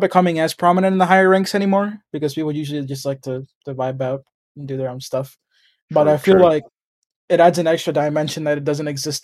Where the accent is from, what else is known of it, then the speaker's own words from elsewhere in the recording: United States; I'm American. Yeah. With parents from Central America and Latin America in general